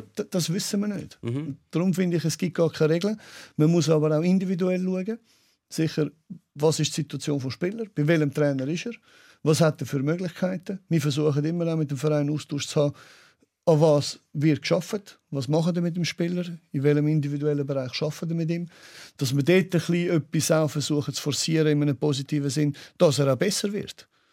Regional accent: Switzerland; bei uns in der Schweiz

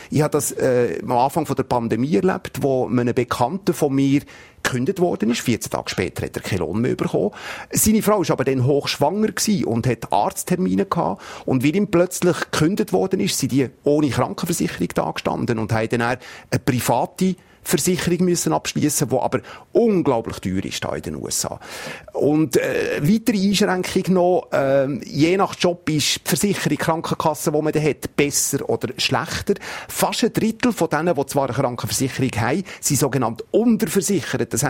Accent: Switzerland; bei uns in der Schweiz

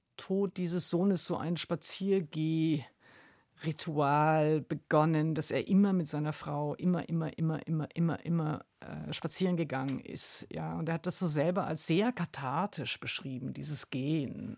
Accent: Wuppertal, North Rhine-Westphalia, Germany; also born or lived in Mülheim an der Ruhr; ich bin im Ruhrgebiet geboren, aber dann äh, zunächst in Wuppertal. Also äh, Mülheim-Ruhr ist mein mhm. Geburtsort

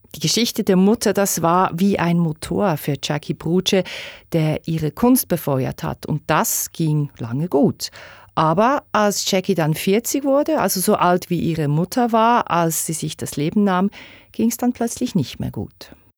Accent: Bern, Switzerland; Ich komme aus Bern.

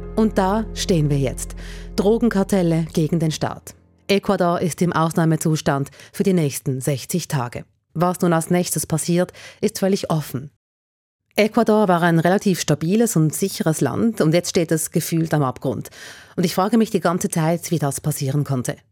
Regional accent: Switzerland; bei uns in der Schweiz

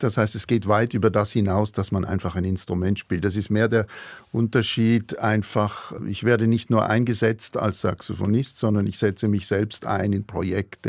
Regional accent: Münchenstein, Basel-Landschaft, Switzerland; Ich komme aus Münchenstein, auch das ist von hier um die Ecke

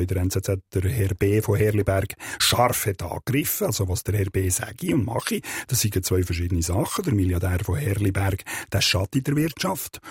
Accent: Switzerland; Als äh, Schweizer Satiriker

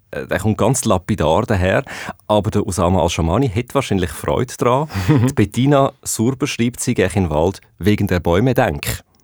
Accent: Switzerland; bei uns in der Schweiz

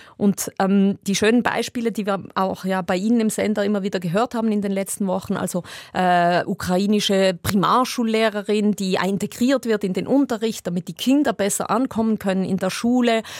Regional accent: Switzerland; bin eigentlich mit, dieser, mit diesem Gefühl in Europa aufgewachsen und auch eben in der Schweiz

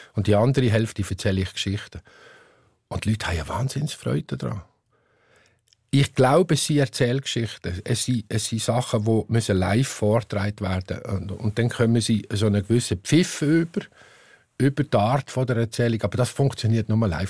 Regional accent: Upper Basel-Landschaft, Switzerland; accent: Oberbaselbieter Mundart; singe ich meine Lieder alle in meiner Oberbaselbieter Mundart

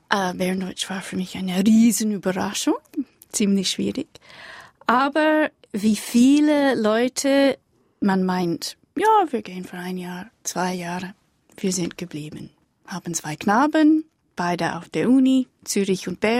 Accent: United Kingdom; German is a second language; Also ich bin aus Großbritannien. Wir haben jetzt unsere äh, Geschichte in den letzten Monaten.

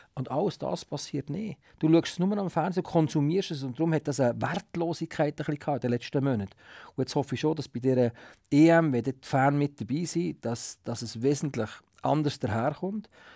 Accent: Switzerland; wir als Schweizer Kommentatoren

